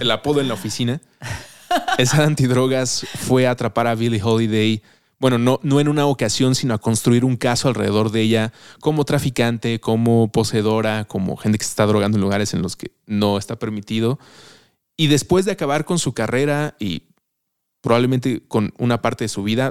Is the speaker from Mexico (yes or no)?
yes; Mexico City, Mexico; como chilango, antes de empezar a grabar hablábamos de la chilanguez, lo sentía muy propio, como si esto es de la ciudad en la que crecí